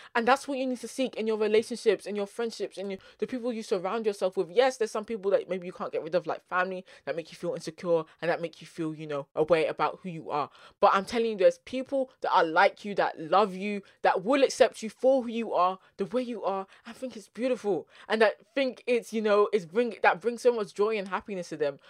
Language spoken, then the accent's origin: English; London, United Kingdom; accent: South London; first language English; my South London accent